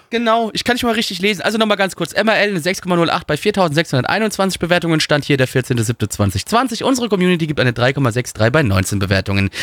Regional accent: Germany; ich bin Deutscher

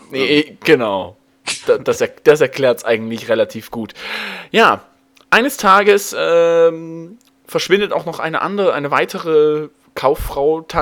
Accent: Saxony, Germany; als Sachse kannst du bisschen nicht ordentlich aussprechen.

